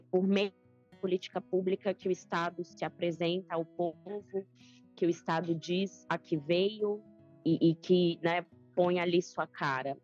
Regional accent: São Mateus, Espírito Santo, Brazil; venho de uma cidade pequena, né? Eu sou do norte do Espírito Santo, é, uma cidade chamada São Mateus

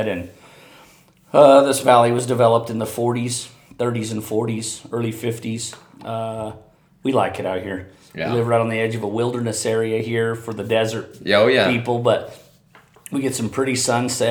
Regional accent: Buckeye, Arizona, United States; I grew up in Buckeye, and my dad grew up in Buckeye, and my kids have grown up here.

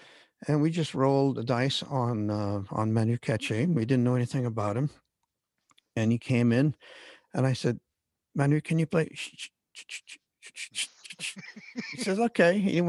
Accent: Canada; as a Canadian kid

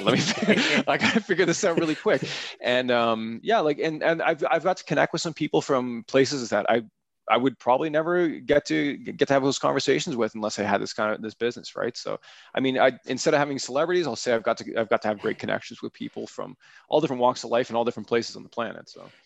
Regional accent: Aurora, Ontario, Canada; the town that I grew up in in Aurora

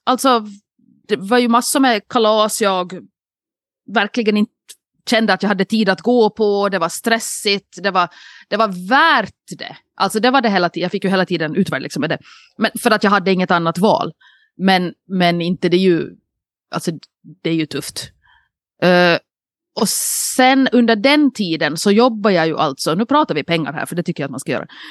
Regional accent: Nykarleby, Ostrobothnia, Finland; now in Åland, Finland; en Nykarleby-räv på sig, alltså en, en, en räv från min hemstad

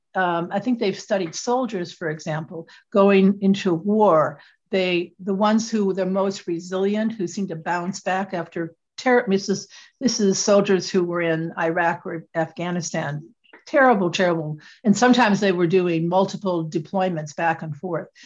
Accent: Michigan, United States; moved away as an adult; also born or lived in Connecticut; I'm originally from Michigan, uh, it's where I was born and raised

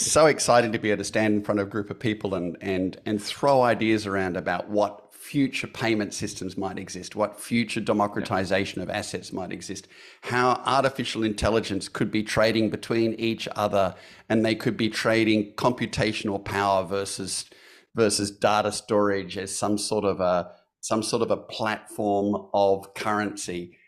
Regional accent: Australia; I'm an Australian

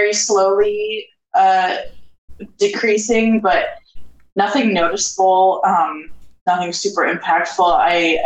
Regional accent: Charlottesville, Virginia, United States; moved away as an adult; now in Portland, United States; I'm originally from Charlottesville, Virginia.

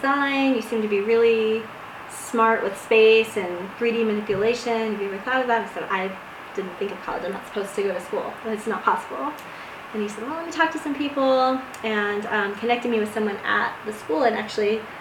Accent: Edgewater, Colorado, United States; also born or lived in Denver, Colorado / Philadelphia, Pennsylvania; I'm from Denver. So I actually grew up in Edgewater

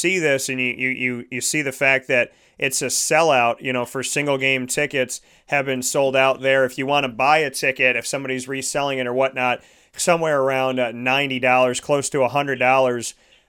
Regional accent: Syracuse, New York, United States; I was born and raised in Syracuse.

